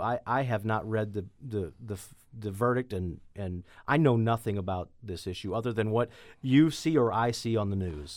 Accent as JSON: {"language": "English", "town": "Chesterfield", "region": "Missouri", "country": "United States", "tie": "born or raised there", "lives_now": "Jefferson County, United States", "said": "I grew up in Manchester, Chesterfield area"}